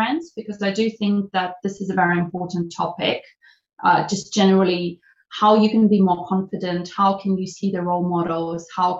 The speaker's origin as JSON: {"language": "English", "country": "Russia", "also_born_or_lived": "United Kingdom", "moved": "as an adult", "lives_now": "London, United Kingdom", "said": "I'm from Russia"}